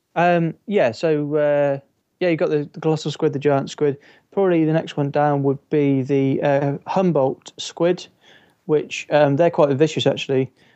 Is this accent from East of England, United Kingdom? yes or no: no; Stroud, South West England, United Kingdom; now in Edinburgh, United Kingdom; Stroud, which is my hometown.